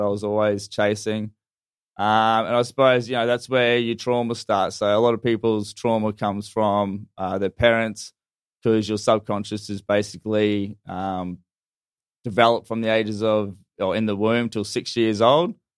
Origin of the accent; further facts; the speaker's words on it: North Queensland, Australia; moved away; I'm actually originally from North Queensland